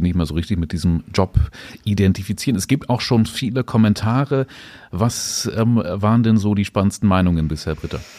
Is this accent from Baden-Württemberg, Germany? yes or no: no; Salzgitter, Lower Saxony, Germany; ich komme aus Steterburg